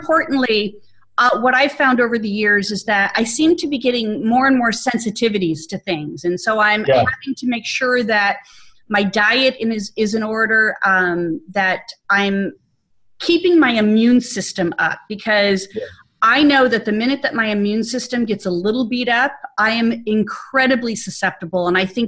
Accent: Arizona, United States; moved away as an adult; now in Atlanta, United States; moved to Atlanta, and although I was transitioning all of last year from everything that I had in my home state of Arizona

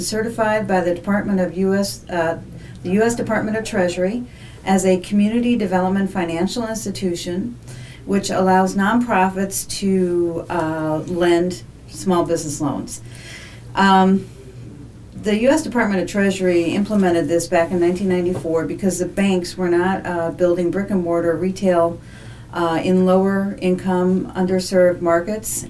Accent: Chicago, Illinois, United States; moved away as an adult; also born or lived in Los Angeles, California; I grew up here in Chicago.

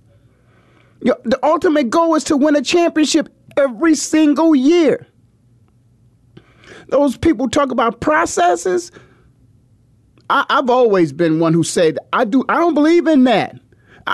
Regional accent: Canton, Ohio, United States; growing up in the Midwest like I did, 20 minutes down the road from LeBron in Canton

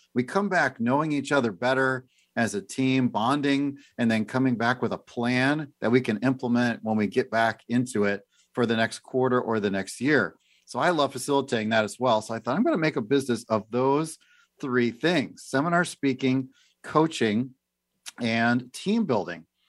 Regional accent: Oak Forest, Illinois, United States; moved away as an adult; also born or lived in Pensacola, Florida / Simi Valley, California; now in Tri-Cities, Washington, United States; I grew up in Chicago, a suburb of Chicago, a little town called Oak Forest

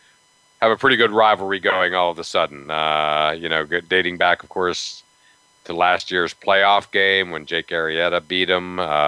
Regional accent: Pittsburgh, Pennsylvania, United States; I grew up in Pittsburgh and I'm a huge Pirate fan.

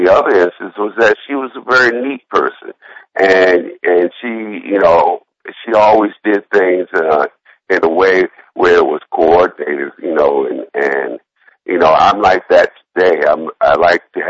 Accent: Philadelphia, Pennsylvania, United States; growing up in Philadelphia, there was a lady who lived on my block.

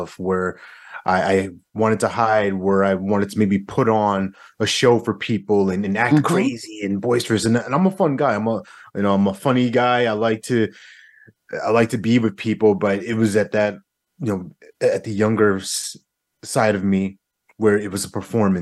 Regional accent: New York, United States; now in North Carolina, United States; I'm originally from New York

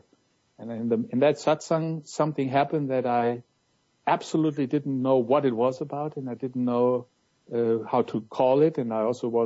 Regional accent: Munich, Bavaria, Germany; moved away; in my hometown Munich, you know, where my journey started

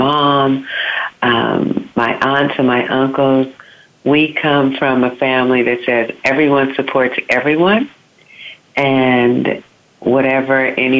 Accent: Southern California, United States; I was born in Southern California, and I lived in California all my life

